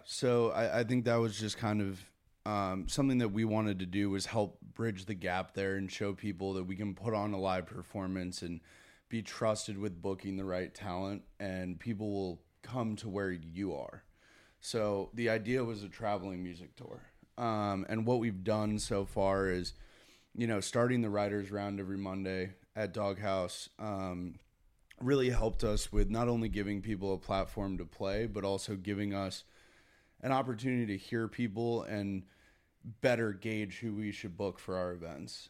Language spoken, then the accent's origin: English; Connecticut, United States; Growing up in Connecticut was, I mean, it was a good, good upbringing